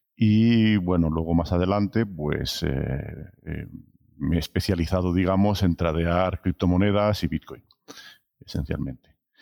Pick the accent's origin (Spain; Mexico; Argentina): Spain; Barcelona, Catalonia; moved away as an adult; also born or lived in France; soy originario de Barcelona, pero he estado trabajando siempre en el extranjero